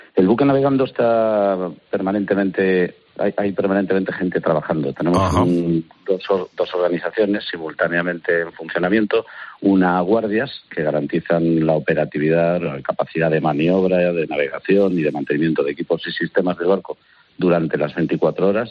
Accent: A Coruña, Galicia, Spain; Soy gallego de La Coruña

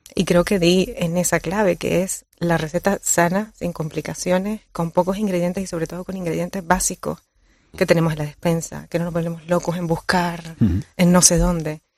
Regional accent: Colombia; now in Canary Islands, Spain; nací en Colombia y llevo 20 años ya viviendo en, Canarias

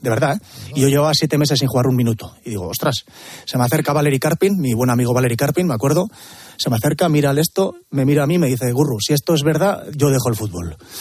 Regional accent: Elgoibar, Basque Country, Spain; de mi pueblo, del Goibar

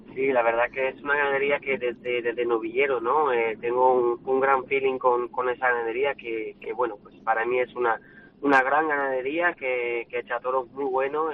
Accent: France; mi tierra

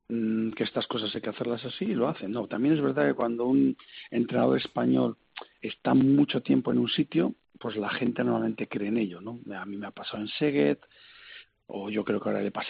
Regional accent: Valladolid, Castile and León, Spain; Yo soy de Valladolid

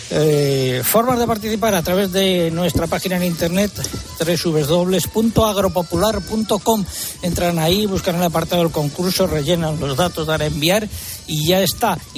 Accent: Extremadura, Spain; Buenos días, don César, y bienvenidos a, mi tierra.

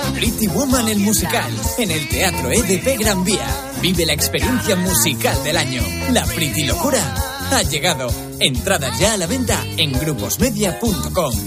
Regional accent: Madrid, Community of Madrid, Spain; Yo soy de un pueblo que se llama Madrid

